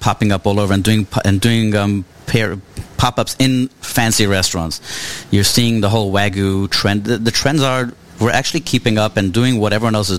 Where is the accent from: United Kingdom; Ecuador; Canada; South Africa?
South Africa; moved away; Growing up in South Africa